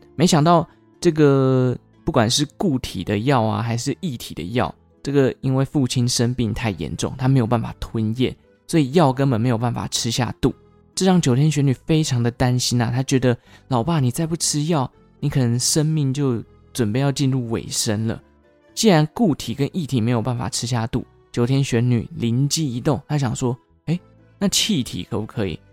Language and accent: Chinese; Taichung, Taiwan; 落脚在我的故乡，也就是台中，台中的龙井区